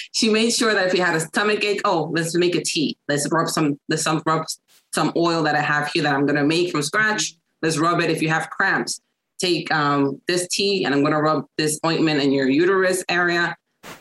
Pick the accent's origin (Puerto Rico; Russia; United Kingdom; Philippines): Puerto Rico; moved away as an adult; also born or lived in New York; now in United States; I was raised in Puerto Rico. I was born in New York because I'm from New York, but I was raised in Puerto Rico by my grandmother